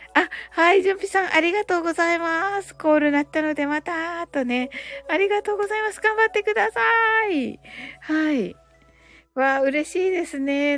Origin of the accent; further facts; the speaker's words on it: Kyushu, Japan; also born or lived in Canada; 私ね、九州人なんでね